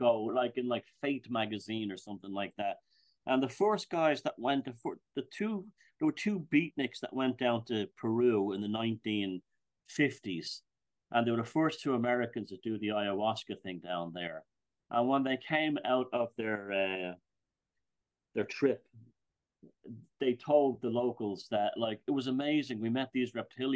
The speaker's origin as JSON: {"language": "English", "country": "Ireland", "said": "I'm Irish, I'm European."}